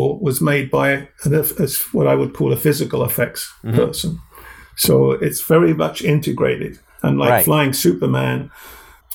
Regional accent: England, United Kingdom; moved away as an adult; now in Niagara Falls, Canada; I'm English

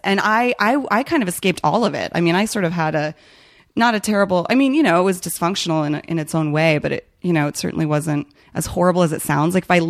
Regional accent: Chicago, Illinois, United States; born there; also born or lived in Ohio / New Jersey / Alabama / California; now in Los Angeles, United States; I was born in Chicago, then I moved to Ohio, then I moved to New Jersey, then I moved to Alabama, then I moved to California, and then I moved to South Korea, and then I moved to Virginia

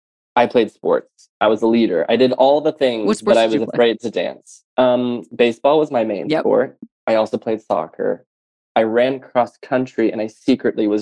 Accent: the South, United States; I grew up in the South

